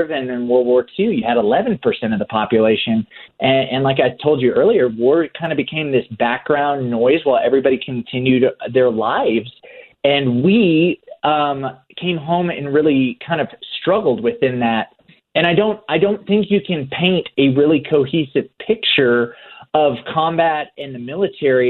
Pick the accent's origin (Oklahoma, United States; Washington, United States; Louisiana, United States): Oklahoma, United States; I grew up in Oklahoma in like the buckle of the Bible Belt